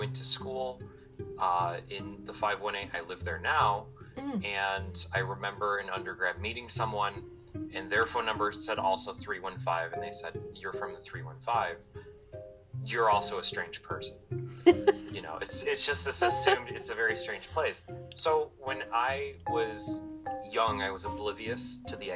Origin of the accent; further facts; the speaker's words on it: Clay, New York, United States; also born or lived in Syracuse, New York; I was actually born in the city of Syracuse, but I was raised in Clay, which is north of Syracuse